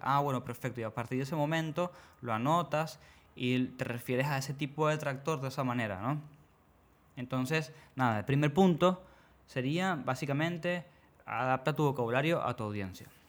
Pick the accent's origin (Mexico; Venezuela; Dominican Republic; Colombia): Venezuela; obviamente soy de Venezuela